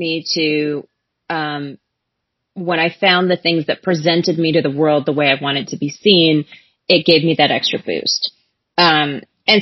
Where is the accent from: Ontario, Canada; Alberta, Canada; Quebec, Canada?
Alberta, Canada; Calgary; I grew up in Calgary